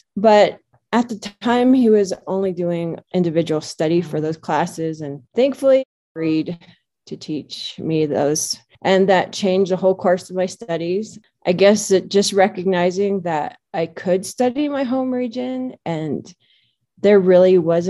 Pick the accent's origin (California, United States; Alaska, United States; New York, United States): Alaska, United States; Naknek; moved away as an adult; I left home at 18. I grew up in Naknek, which is on the Naknek River in the Bristol Bay region of Alaska. I was growing up, I was involved in the subsistence and commercial fishery.